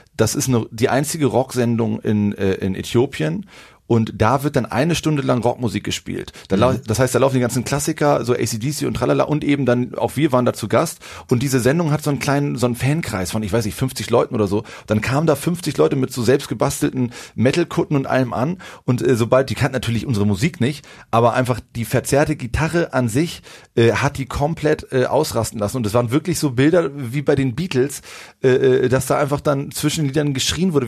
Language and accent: German; Schwarzenbek, Schleswig-Holstein, Germany; moved away as an adult; also born or lived in Hamburg; now in Berlin, Germany; wir kommen alle drei ursprünglich aus der Vorstadt hier von äh, Hamburg, aus Schwarzenbeek